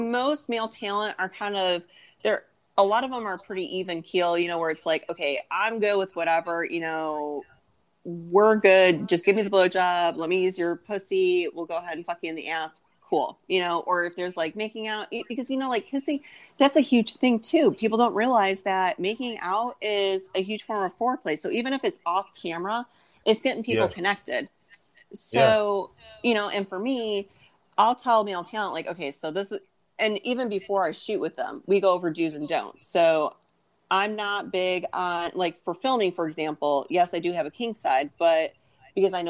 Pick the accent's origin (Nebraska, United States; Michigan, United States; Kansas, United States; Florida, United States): Michigan, United States; now in South Carolina, United States; I'm from the North. I grew up in Michigan. I live in South Carolina now